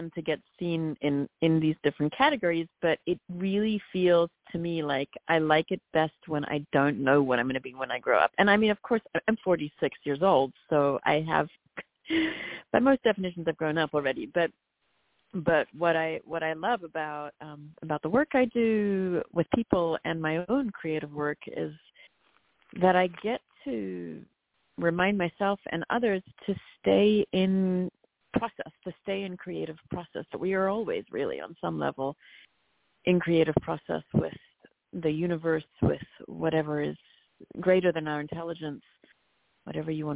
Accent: South Africa; I'm from South Africa

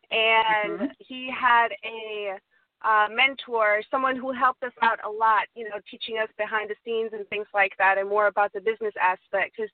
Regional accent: Ansbach, Bavaria, Germany; so I'm originally actually from Germany, um

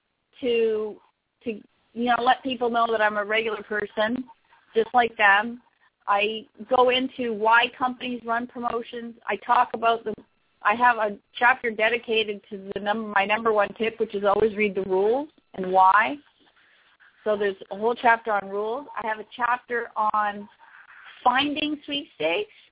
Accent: Canada; I am from Canada

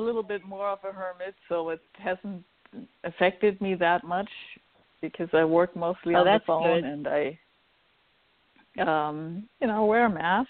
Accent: Hamburg, Germany; moved away as an adult; also born or lived in Maine / Los Angeles area; now in Los Angeles, United States; I was born in Hamburg, Germany, and I grew up in a, well, fairly metaphysical family.

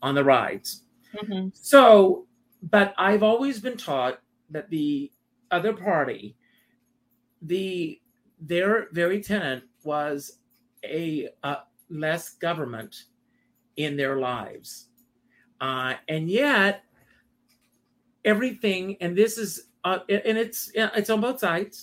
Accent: South Carolina, United States; moved away; I grew up in South Carolina

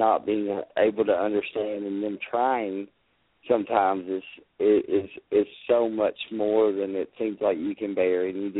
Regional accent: Lexington, United States; I'm from Lexington. I'm 40 miles, 50 miles down the road from you.

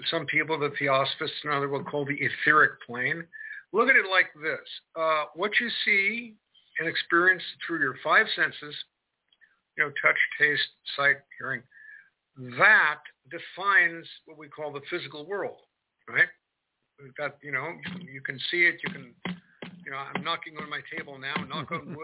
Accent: Marin County, California, United States; now in Kentucky, United States; So I'm in Kentucky right now, but I grew up in Marin County, California

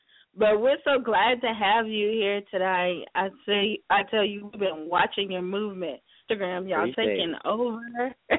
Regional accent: South Carolina, United States; now in California, United States; South Carolina, my home state.

